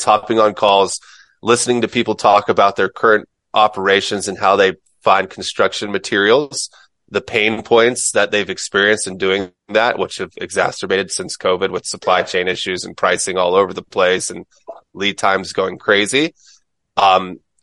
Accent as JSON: {"language": "English", "town": "Mims", "region": "Florida", "country": "United States", "tie": "born or raised there", "moved": "as an adult", "lives_now": "San Diego, United States", "said": "I'm from Mims, Florida, which is outside of another small town called Titusville, Florida"}